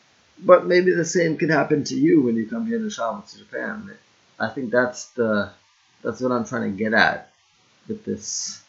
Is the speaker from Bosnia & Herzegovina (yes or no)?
no; Jamaica; that's when I first started stepping into owning my blackness and not just saying, oh, I'm Jamaican, dance hall, let me rock the colors and my family.